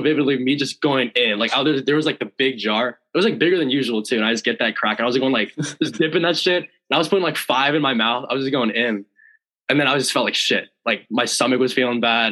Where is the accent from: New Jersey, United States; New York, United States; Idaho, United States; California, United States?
California, United States; Lake Forest; moved away as an adult; also born or lived in Washington; I'm from Orange County, California. We're from like Lake Forest